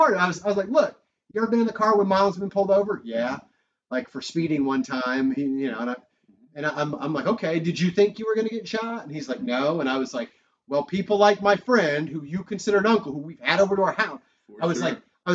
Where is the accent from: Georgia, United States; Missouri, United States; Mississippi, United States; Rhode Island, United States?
Missouri, United States; Raytown; I grew up in Raytown